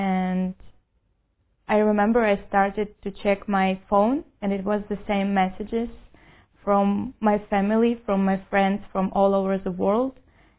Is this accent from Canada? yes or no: no; Ukraine; moved away as an adult; now in Jerusalem, Israel; I'm 24 years old, and I came from Ukraine.